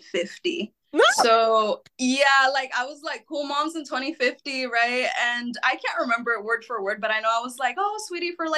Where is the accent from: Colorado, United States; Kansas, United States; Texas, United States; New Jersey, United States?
Texas, United States; San Antonio; also born or lived in San Jose, California; I was born in San Jose, California, so I'm a West Coaster, but I've been growing up most of my life here in San Antonio since I was about 8.